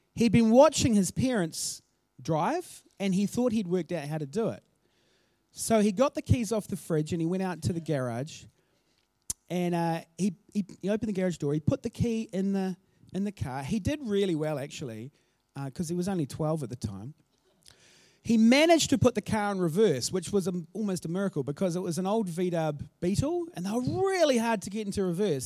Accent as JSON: {"language": "English", "region": "Auckland", "country": "New Zealand", "tie": "born or raised there", "also_born_or_lived": "Christchurch", "said": "I grew up in South Auckland"}